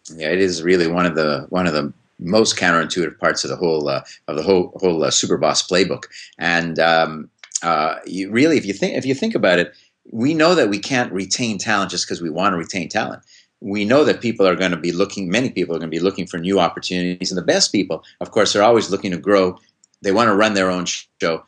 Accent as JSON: {"language": "English", "town": "Montreal", "region": "Quebec", "country": "Canada", "tie": "born or raised there", "moved": "yes", "lives_now": "Hanover, United States", "said": "I grew up in Montreal"}